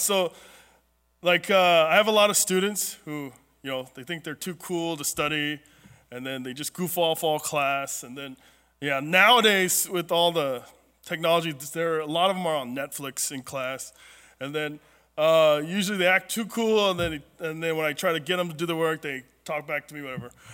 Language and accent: English; Southern California, United States; I grew up in Southern California where ever since we were little, there was always a drought